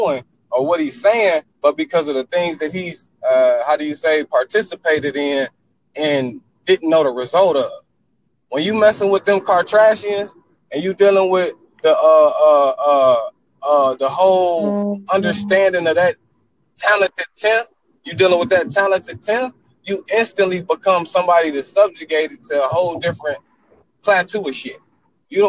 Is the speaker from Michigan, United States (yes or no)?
yes; Detroit, Michigan, United States; I'm from Detroit, Michigan, okay? Southwest, you know what I'm talking about? The hood